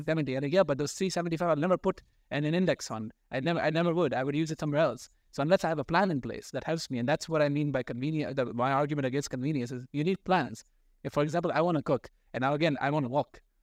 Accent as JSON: {"language": "English", "country": "Pakistan", "said": "being a Pakistani"}